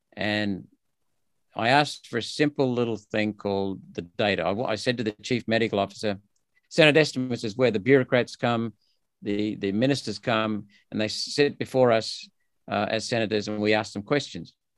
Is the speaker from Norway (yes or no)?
no; Australia; born or raised there; also born or lived in India